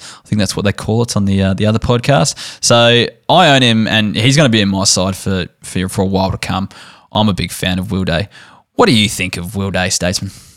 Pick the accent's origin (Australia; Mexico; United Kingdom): Australia; Barossa Valley, South Australia; born and raised in the Brossa Valley, German heritage